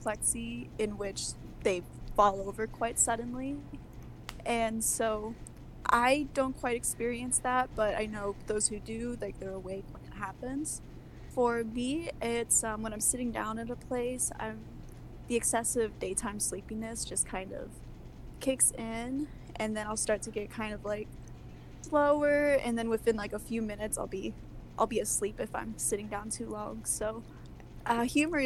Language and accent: English; United States; I'm from the United States